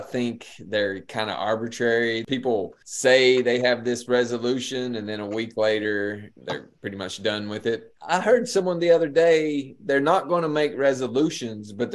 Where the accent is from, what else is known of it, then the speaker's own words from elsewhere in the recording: Appalachia, United States; accent: Appalachian; live Appalachian, embrace my Appalachian heritage, embrace my accent